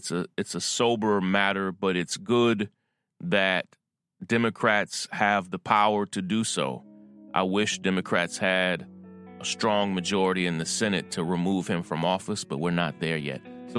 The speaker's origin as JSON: {"language": "English", "town": "Versailles", "region": "Kentucky", "country": "United States", "tie": "born or raised there", "said": "As you may know, I was born and raised in Kentucky, Versailles, Kentucky, which is like the town from France, but we're country"}